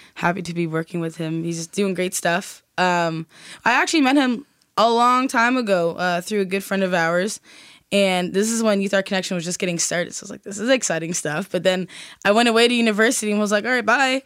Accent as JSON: {"language": "English", "region": "Nova Scotia", "country": "Canada", "tie": "born or raised there", "said": "as a Black person growing up in Nova Scotia"}